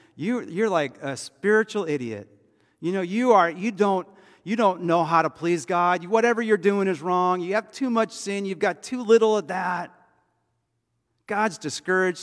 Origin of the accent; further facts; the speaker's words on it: United States; we as American Christians